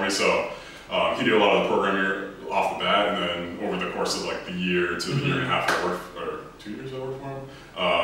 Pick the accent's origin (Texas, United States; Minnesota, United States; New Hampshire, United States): New Hampshire, United States; Epsom; I'm originally from Epsom, New Hampshire, tiny little town. I actually still live in New Hampshire.